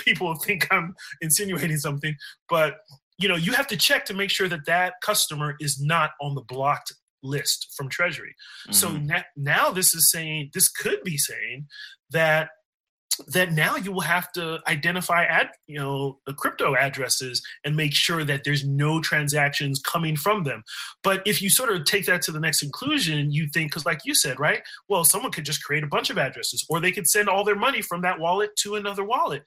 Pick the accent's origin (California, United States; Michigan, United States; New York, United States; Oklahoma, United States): California, United States; also born or lived in Bay Area; now in DC area, United States; I'm from California